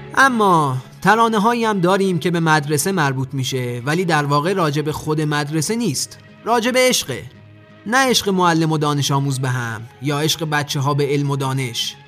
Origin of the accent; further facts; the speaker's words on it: Iran; ما که ایرانی هستیم